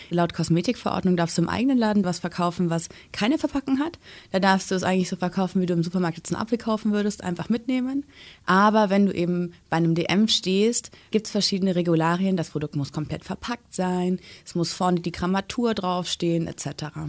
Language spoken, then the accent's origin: German; Germany; bei uns in Deutschland